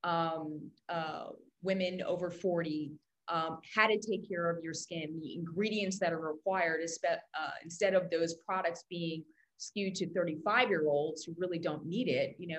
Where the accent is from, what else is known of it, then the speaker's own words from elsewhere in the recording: New York, United States; moved away; also born or lived in Brazil / London; I grew up in New York, but I also lived in Brazil. I lived in London